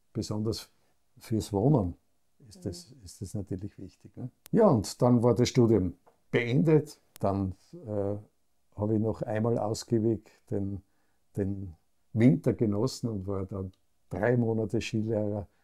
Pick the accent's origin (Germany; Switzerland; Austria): Austria; Graz, Styria; Ich bin dann in Graz aufgewachsen, in einer sehr wohlbehüteten Familie